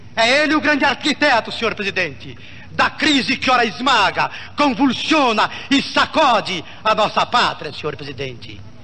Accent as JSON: {"language": "Portuguese", "country": "Brazil", "said": "como brasileiro"}